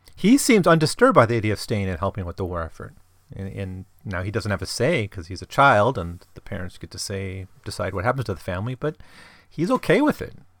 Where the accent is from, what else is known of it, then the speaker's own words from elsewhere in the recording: Midwest, United States; I grew up in the Midwest